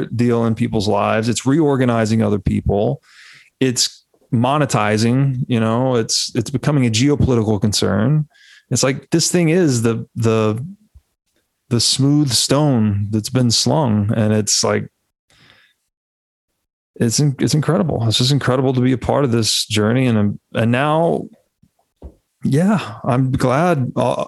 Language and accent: English; Tennessee, United States; moved away; I was raised Southern Baptist in Tennessee